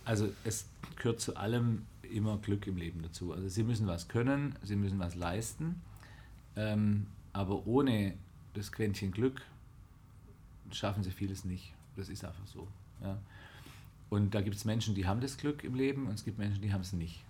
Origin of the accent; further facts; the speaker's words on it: Oberndorf am Neckar, Baden-Württemberg, Germany; mein Vater war da Chefredakteur ah. in Oberndorf am Neckar, wo ich herkomme